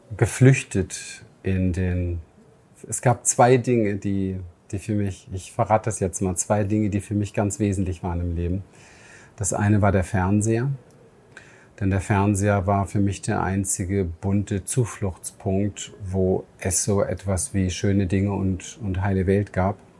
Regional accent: Berlin, Germany; moved away; meine Kindheit im Berliner Hinterhof

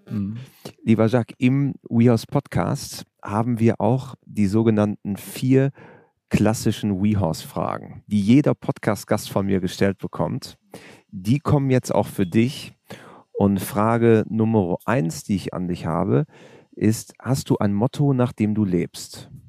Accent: Syria; Aber ich bin in Syrien aufgewachsen

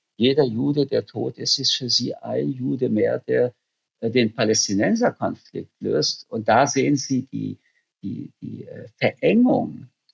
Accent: Germany; für mich als Deutscher

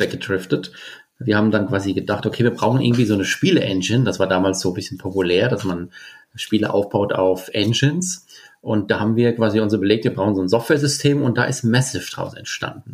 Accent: Bingen am Rhein, Rhineland-Palatinate, Germany; ich komme aus Bingen und bin auch in Bingen auf die Schule gegangen

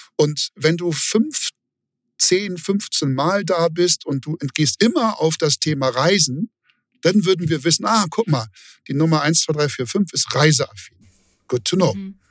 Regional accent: Hamburg, Germany; ich bin Hamburger

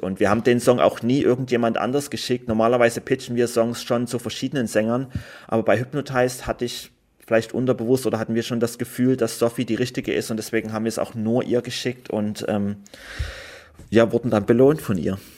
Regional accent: Germany; ich komme aus Deutschland

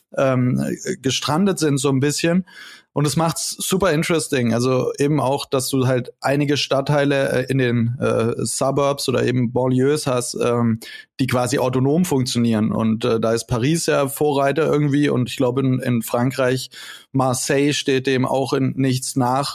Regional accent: Konstanz, Baden-Württemberg, Germany; moved away; ich war vor ein paar Wochen dann in, äh, Konstanz, zu meiner Heimat

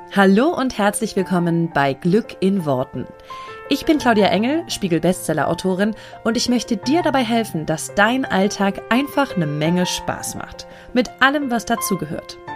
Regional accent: Germany; als Europäer oder als Deutsche

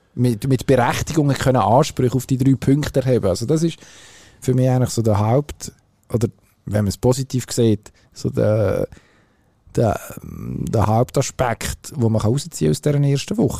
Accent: Switzerland; wir als Schweizer

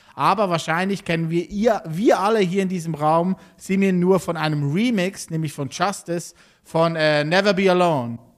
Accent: Switzerland; wie ich auch aus der Schweiz

